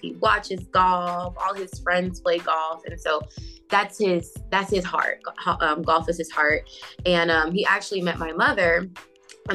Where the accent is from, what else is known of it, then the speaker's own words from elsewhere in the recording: Southfield, Michigan, United States; now in Duluth, Georgia, United States; I was born in Southfield, Michigan